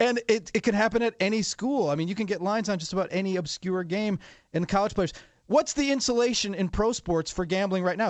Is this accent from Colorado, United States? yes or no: no; Wisconsin, United States; my home state, Wisconsin